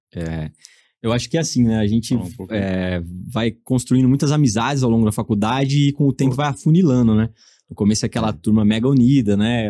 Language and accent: Portuguese; Torrinha, São Paulo, Brazil; sou é? de Torrinha, uma cidade de Torrinha. 9 mil habitantes do lado de Brotas, então assim, eu sou o cara totalmente caipira do interior ali